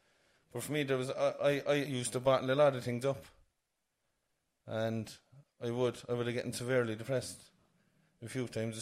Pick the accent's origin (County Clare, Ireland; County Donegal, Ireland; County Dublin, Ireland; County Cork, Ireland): County Cork, Ireland; Cork; I grew up in Courtown Drive in Ocknini